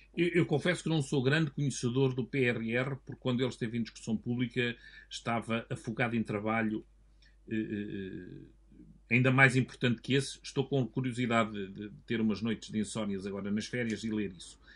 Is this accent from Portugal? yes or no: yes; Portugal